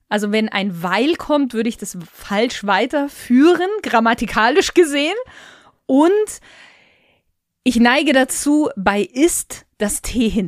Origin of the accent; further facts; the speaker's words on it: Bavaria, Germany; accent: Lower Bavarian; Ich bin ja eigentlich aus dem Niederbayerischen heraus. Jetzt hört man das bei mir ja fast gar nicht, würde ich behaupten. Aber das hinten das T weglassen oder so die Endungen nicht ganz auszusprechen, kommt tatsächlich in so ein bisschen aus dem Niederbayerischen.